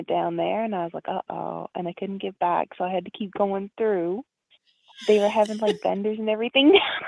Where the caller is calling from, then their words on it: Canada; Hi, Ms.Blue. It's … from Canada.